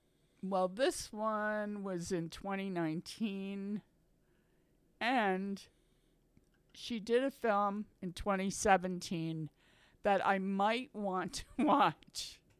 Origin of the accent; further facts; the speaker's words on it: United States; It's just that we're American, so we don't know yet.